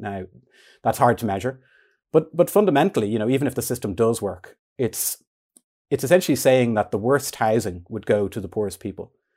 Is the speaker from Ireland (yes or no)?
yes; Dún Laoghaire, Leinster, Ireland; I grew up in Dunleary, um, in kind of the centre of the town